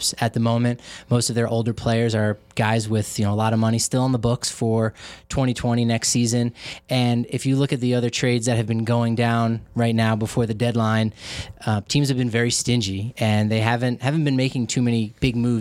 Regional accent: Colorado, United States; I was from Colorado

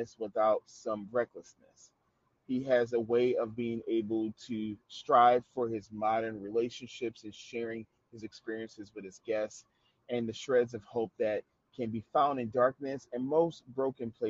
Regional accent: New Orleans, Louisiana, United States; when I lived in New Orleans, because that's my home town

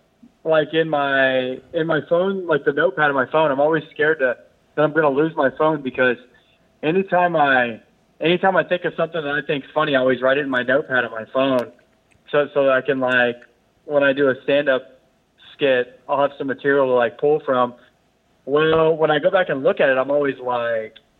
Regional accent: Fort Worth, Texas, United States; now in Fort Lauderdale, United States; I'm from Fort Worth, Texas

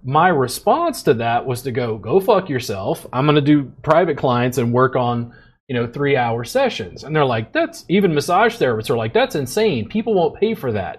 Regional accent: Louisiana, United States; moved away; also born or lived in Pennsylvania; I grew up in Louisiana

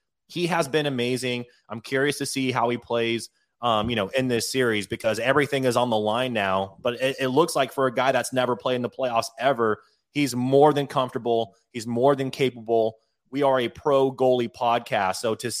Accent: Detroit, Michigan, United States; I am old school, born and raised in Detroit. Shout out to Detroit Red Wings.

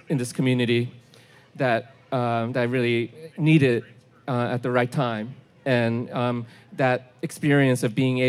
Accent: New York, United States; moved away as an adult; also born or lived in Olympia, Washington; I grew up in New York

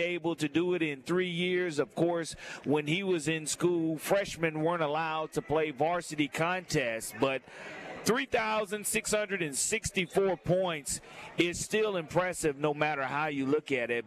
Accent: Mobile, Alabama, United States; I'm from Mobile, Alabama

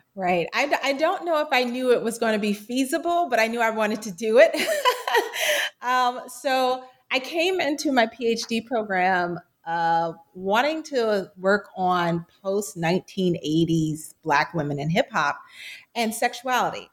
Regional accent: Florida, United States; my home state of Florida

